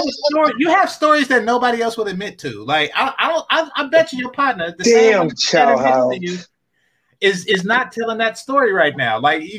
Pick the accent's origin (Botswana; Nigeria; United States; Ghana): United States; California; I'm from Cali, too.